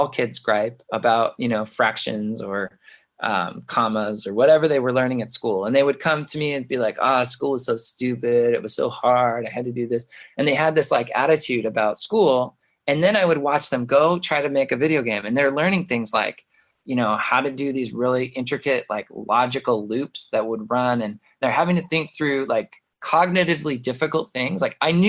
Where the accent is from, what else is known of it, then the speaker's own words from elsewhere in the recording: Mesa, Arizona, United States; moved away as an adult; also born or lived in Boston, Massachusetts / San Francisco area / Milwaukee, Wisconsin; I came back to Mesa, which I grew up in Mesa, but I had left.